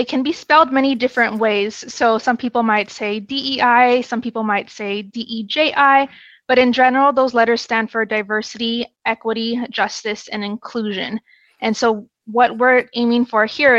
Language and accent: English; Southern California, United States; I was born and raised here in SoCal